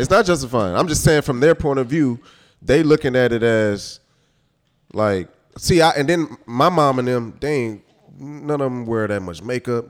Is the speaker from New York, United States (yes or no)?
no; Houston, Texas, United States; Growing up in Houston, listen to, like, all our screw culture